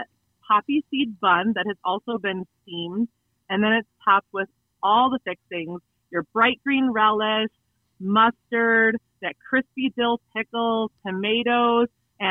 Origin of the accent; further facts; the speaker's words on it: Chicago, Illinois, United States; now in Spring Hill, United States; So I grew up in Chicagoland area. I was in the Northwest Burbs